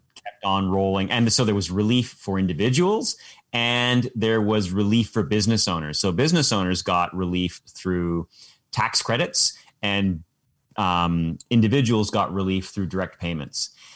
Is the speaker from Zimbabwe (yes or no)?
no; Canada; as a Canadian